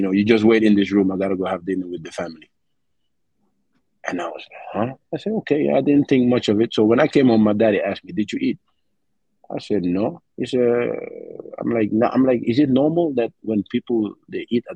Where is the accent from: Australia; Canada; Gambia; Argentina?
Gambia; growing up in Gambia when I was 8 years old, I had a great childhood